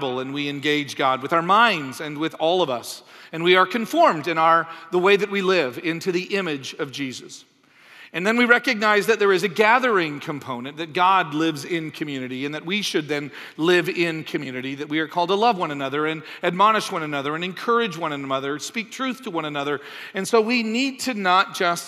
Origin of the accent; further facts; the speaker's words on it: Canada; moved away; also born or lived in United States; I'm from Canada. I lived in the States for a while